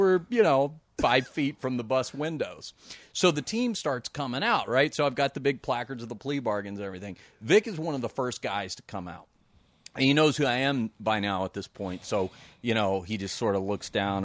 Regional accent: Dallas, Texas, United States; I'm from Dallas originally

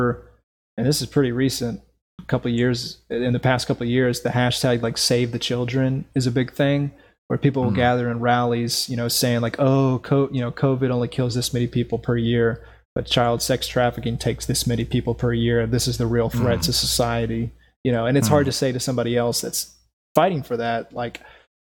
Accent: North Carolina, United States; my home state, North Carolina

